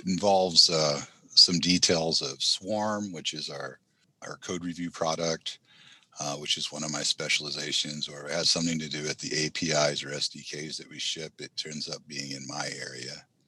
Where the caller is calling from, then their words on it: Oakland, California, United States; In my home due to COVID in Oakland, California.